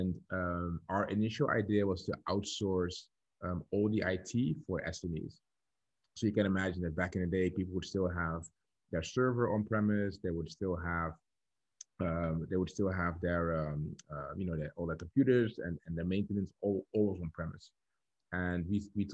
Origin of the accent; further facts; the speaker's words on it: Dordrecht, South Holland, Netherlands; So I'm born and raised in the Netherlands, in a small town called Dordrecht.